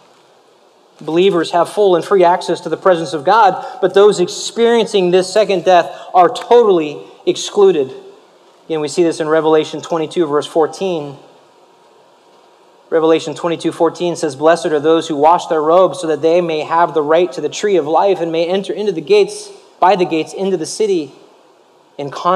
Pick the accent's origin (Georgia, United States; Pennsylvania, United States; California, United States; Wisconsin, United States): California, United States; Los Angeles; growing up in Los Angeles